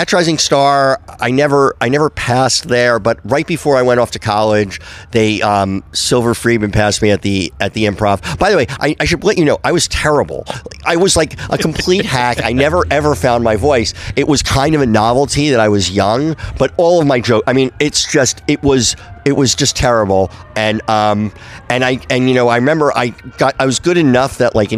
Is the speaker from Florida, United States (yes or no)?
no; Livingston, New Jersey, United States; I grew up in New Jersey, a town called Livingston, about 20 minutes outside the Lincoln Tunnel